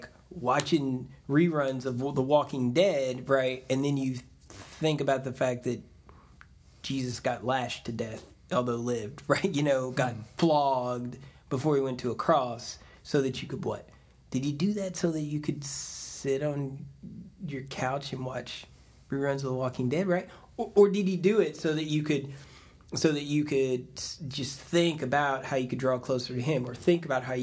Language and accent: English; the South, United States; I'm from the South.